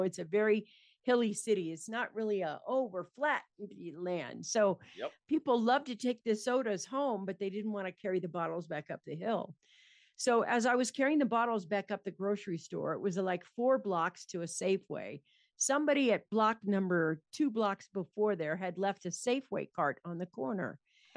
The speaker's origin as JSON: {"language": "English", "town": "San Francisco", "region": "California", "country": "United States", "tie": "born or raised there", "said": "I grew up in San Francisco in California"}